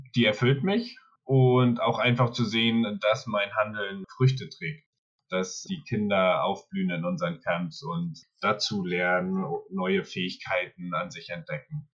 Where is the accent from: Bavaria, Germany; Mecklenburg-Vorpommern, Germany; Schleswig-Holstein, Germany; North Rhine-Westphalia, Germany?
Mecklenburg-Vorpommern, Germany; also born or lived in Berlin / Sweden; komme aus Mecklenburg-Vorpommern